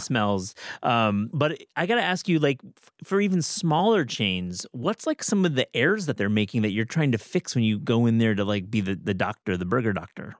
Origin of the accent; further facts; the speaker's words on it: Kalamazoo, Michigan, United States; I'm from Kalamazoo, Michigan